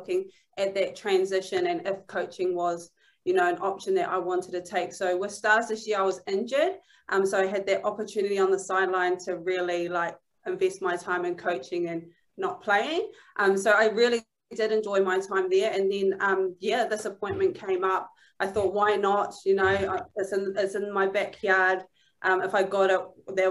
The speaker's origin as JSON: {"language": "English", "country": "New Zealand", "moved": "as an adult", "lives_now": "Manchester, United Kingdom"}